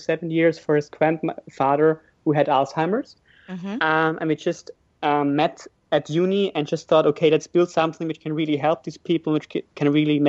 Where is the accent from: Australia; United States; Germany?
Germany; moved away as an adult; also born or lived in Glasgow, United Kingdom; I'm from Germany originally.